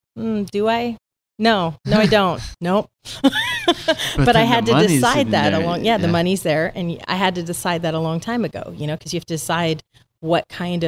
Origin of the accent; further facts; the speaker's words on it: the Northwest, Pacific Northwest, United States; I'm from the Northwest